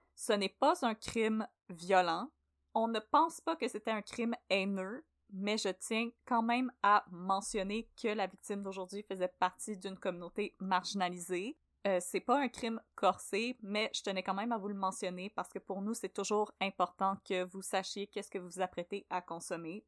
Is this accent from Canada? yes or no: yes; Brossard, Quebec, Canada; j'ai grandi à Brossard